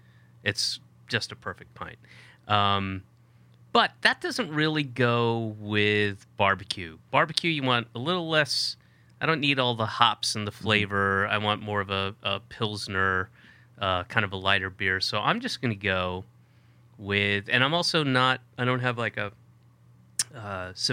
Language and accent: English; Georgia, United States; I grew up in Georgia. It's hot